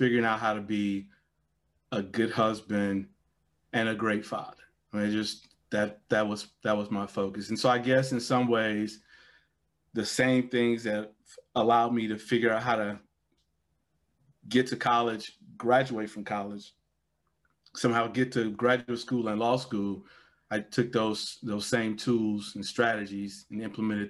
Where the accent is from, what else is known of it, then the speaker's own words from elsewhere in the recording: Gary, Indiana, United States; Growing up in Gary